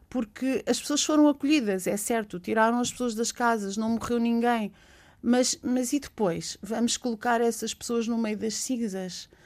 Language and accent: Portuguese; Alenquer, Lisbon, Portugal; born there; now in Monchique, Portugal; sou artista plástica, eh, nasci em Alenquer e, e estou a viver em Monchique há, há 20 anos e fui para Monchique pela natureza.